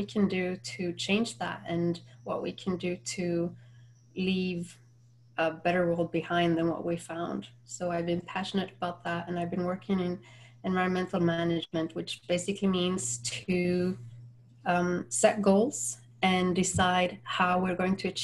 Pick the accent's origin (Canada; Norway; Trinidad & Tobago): Norway; now in Florida, United States; I'm from Norway and currently living in Florida